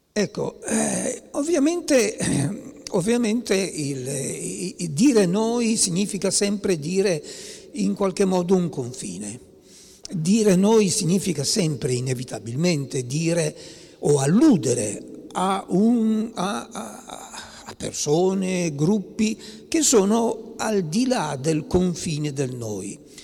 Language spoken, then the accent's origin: Italian; Piedmont, Italy; io sono piemontese